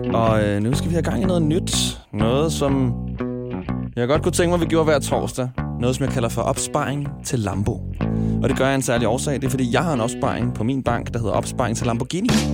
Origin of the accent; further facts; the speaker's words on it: Smørum, Capital Region of Denmark, Denmark; min hjemstavn Smørum 2765